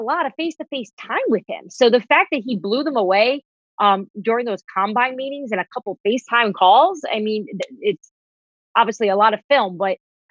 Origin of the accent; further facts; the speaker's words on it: New Jersey, United States; I'm from New Jersey